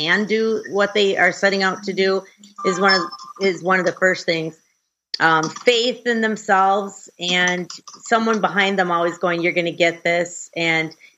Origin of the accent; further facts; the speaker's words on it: Brainerd, Minnesota, United States; I grew up right in the same town I'm in right now, Brainerd, Minnesota. Central Minnesota, little small town